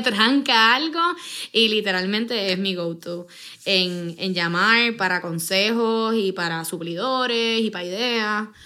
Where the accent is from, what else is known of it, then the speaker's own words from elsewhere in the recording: San Juan, Puerto Rico; Mis papás. los dos son de Yabucoa. Pero nosotros nacimos. Yo tengo dos hermanos y son, eh, nacimos en San Juan